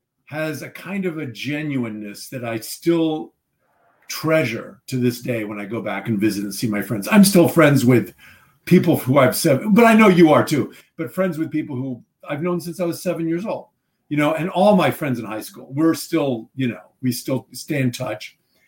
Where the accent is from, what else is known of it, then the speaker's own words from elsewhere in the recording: Midwest, United States; You know, I think when you think about growing up in the Midwest, and people say, you know, oh, how do you prepare for a part?